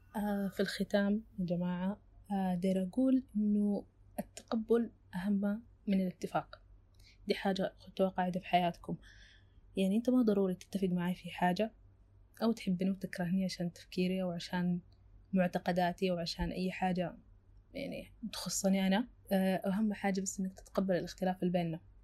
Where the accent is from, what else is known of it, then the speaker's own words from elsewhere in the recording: Sudan; بما اني سودانيه